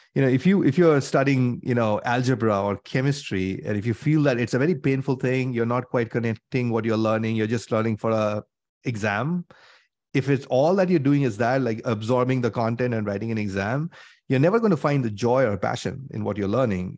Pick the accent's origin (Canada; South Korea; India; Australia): India; moved away as an adult; now in United States; I grew up in India, came to the U S, did my masters and things like that.